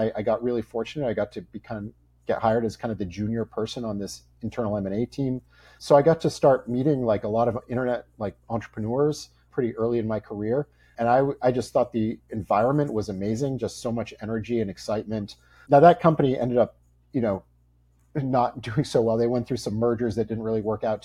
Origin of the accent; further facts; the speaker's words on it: Boston, Massachusetts, United States; I grew up in the Boston area